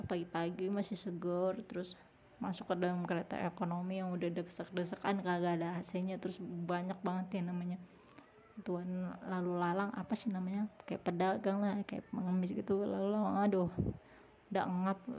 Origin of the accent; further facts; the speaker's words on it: Jakarta, Indonesia; saya tahu Santirama karena dulu waktu kecil saya tinggal di daerah Cipete jadi saya tahu Santirama